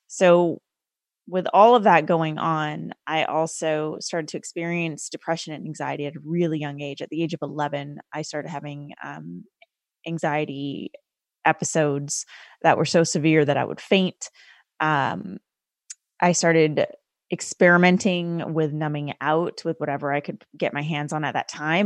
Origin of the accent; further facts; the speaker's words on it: Canada; I was raised as a first generation Sikh Indian woman in Canada